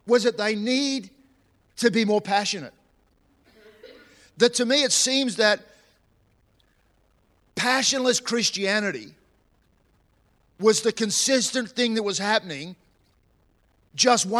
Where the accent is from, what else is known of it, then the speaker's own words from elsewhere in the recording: New South Wales, Australia; now in Queensland, Australia; I was born in New South Wales. And I was born in New South Wales, but my heart is in Queensland.